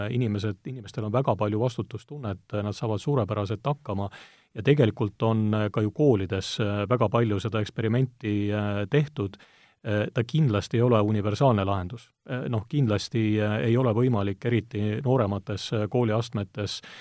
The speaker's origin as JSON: {"language": "Estonian", "country": "Estonia", "said": "mina olen pärit nii-öelda Eesti äärealalt"}